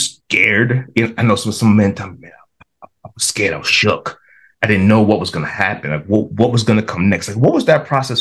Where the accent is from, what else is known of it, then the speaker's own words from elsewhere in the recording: New York City, New York, United States; New York City, where I was born and raised